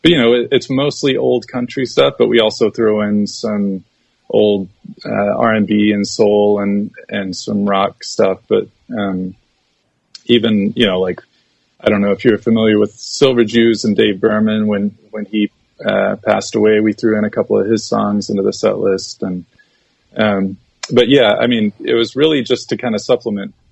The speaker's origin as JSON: {"language": "English", "region": "Texas", "country": "United States", "tie": "born or raised there", "said": "growing up in Texas and living in Central Texas"}